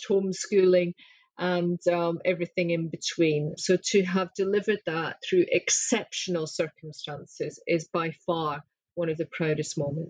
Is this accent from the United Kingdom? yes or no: yes; Scotland, United Kingdom; I'm Scottish